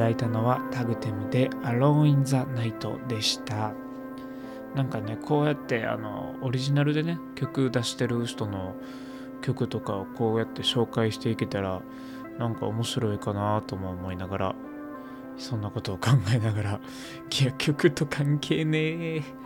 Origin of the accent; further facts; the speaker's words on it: Toyonaka, Osaka, Japan; 大阪府の豊中市っていうとこで生まれ育った人間